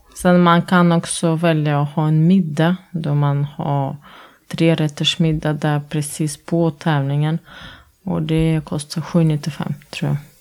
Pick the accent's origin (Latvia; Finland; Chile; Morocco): Latvia; Swedish is a second language; also born or lived in Norway; now in Sweden; jag är från Lettland